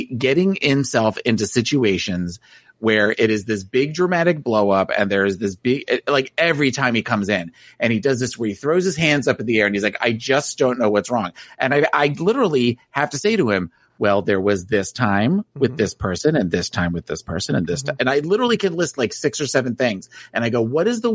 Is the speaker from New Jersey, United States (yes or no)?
yes; New Jersey, United States; moved away; I was from New Jersey